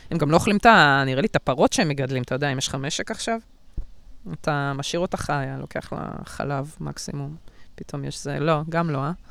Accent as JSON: {"language": "Hebrew", "town": "Bat Yam", "region": "Tel Aviv District", "country": "Israel", "tie": "born or raised there", "said": "גדלתי בבת ים, אני מכירה את זה."}